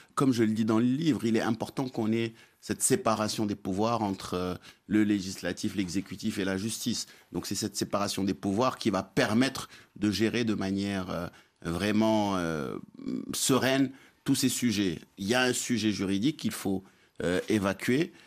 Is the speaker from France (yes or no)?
no; Dakar, Senegal; now in Morocco; quand on, va chez moi à Dakar